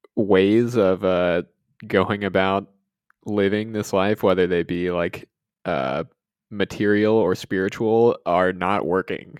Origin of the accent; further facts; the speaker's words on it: Georgia, United States; I living in, growing up in Georgia